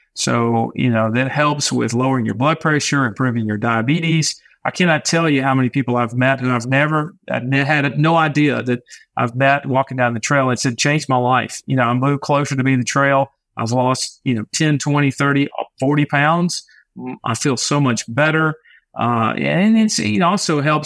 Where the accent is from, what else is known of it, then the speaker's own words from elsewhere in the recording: Jackson, Mississippi, United States; it's my hometown. I mean, Jackson, I grew up here.